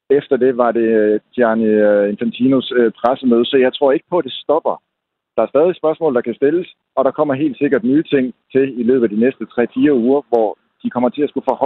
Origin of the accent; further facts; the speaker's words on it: Denmark; når man som dansker er vant til ultimativ frihed og selvfølgelig også pressefrihed